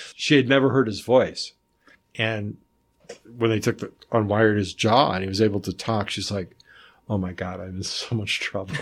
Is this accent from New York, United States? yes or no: no; North Carolina, United States; I grew up in North Carolina mostly